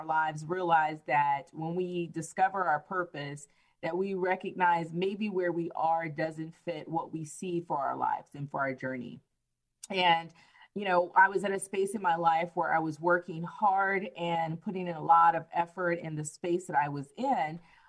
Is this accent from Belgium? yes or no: yes; Belgium; also born or lived in Miami, Florida; I was born in Miami, Florida, but my father was in the military for over 20 some odd years. He retired from the military. So I spent my adolescent through teenage years growing up overseas in Belgium, and landed here.